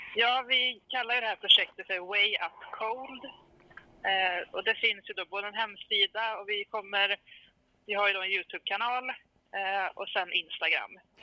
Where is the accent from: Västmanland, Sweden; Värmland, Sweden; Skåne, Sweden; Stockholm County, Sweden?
Värmland, Sweden; Karlstad; now in Hagfors, Sweden; jag är en tjej från Karlstad från början som har hittat eh, Hagfors i mitt hjärta. Jag bor där nu